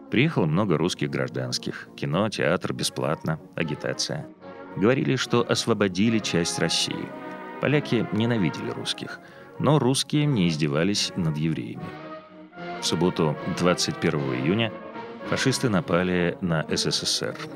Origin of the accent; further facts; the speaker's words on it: Białystok, Podlaskie Voivodeship, Poland; born there; Я родился в Белостоке в 1922 году.